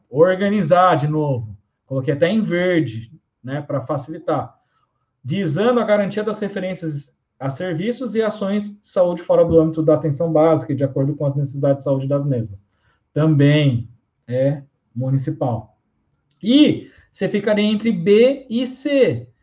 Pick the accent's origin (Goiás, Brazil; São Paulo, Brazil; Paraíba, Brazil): São Paulo, Brazil; Suzano; Suzano, a minha terra aqui